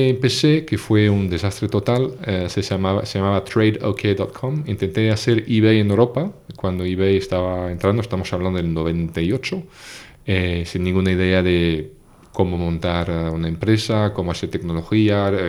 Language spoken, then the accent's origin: Spanish; Portugal; also born or lived in Paris / France / England; yo nací en París, pero crecí en Portugal, después me fui a Francia y de Francia me fui a Inglaterra.